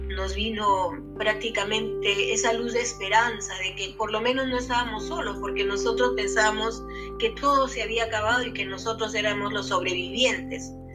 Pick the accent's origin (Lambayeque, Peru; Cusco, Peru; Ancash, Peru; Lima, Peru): Ancash, Peru; Yungay; yo soy natural de Yungay